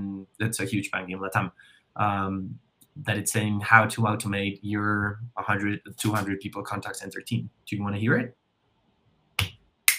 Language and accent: English; Colombia; I'm from Colombia